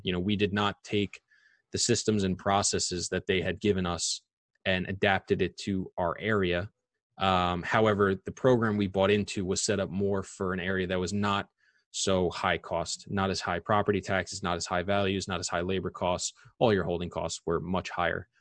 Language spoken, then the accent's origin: English; Long Island, New York, United States; I'm born and raised in Long Island.